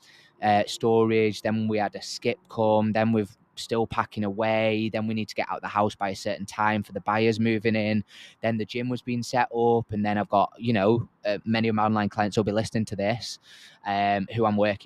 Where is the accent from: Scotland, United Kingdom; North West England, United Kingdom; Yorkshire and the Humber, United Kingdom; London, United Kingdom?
Yorkshire and the Humber, United Kingdom; I'm from Yorkshire